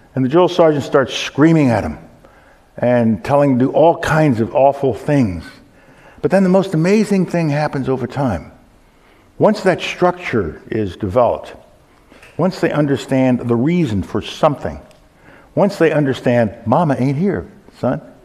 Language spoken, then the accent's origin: English; New York, United States; moved away; my hometown of New York